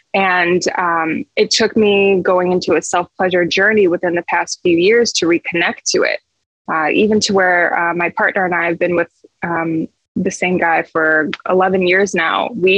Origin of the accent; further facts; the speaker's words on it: Michigan, United States; moved away; So I moved from Michigan to California, and I feel like that just really shifted really everything for me.